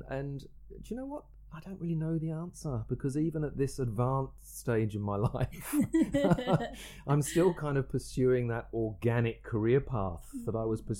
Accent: England, United Kingdom; We're both English. We both have a very similar sense of humour.

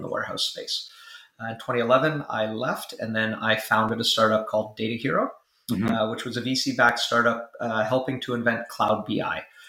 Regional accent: Vancouver, British Columbia, Canada; moved away as an adult; also born or lived in Silicon Valley; I was born and raised in Vancouver. So grew up here.

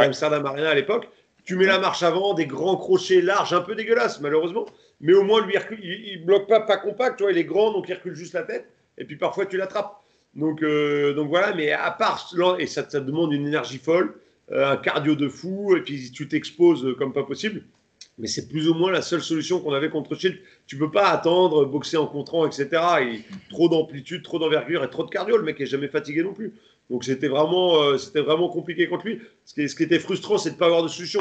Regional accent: France; j'ai refait du Kyoku après par la suite chez moi en France

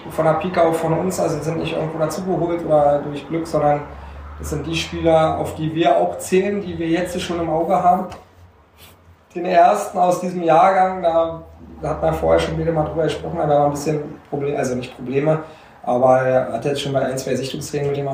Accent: Klöstershausen, Germany; Ich bin hier in Klöstershausen geboren und habe, äh, lass mich

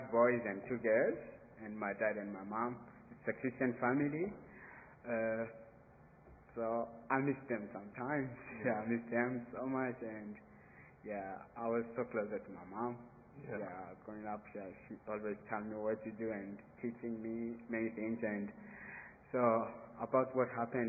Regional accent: Burundi; moved away as an adult; To be away from Burundi, it's a bit hard because I was born in Burundi

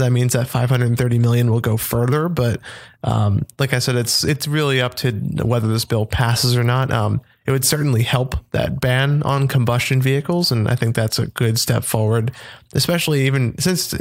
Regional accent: United States; I'm American.

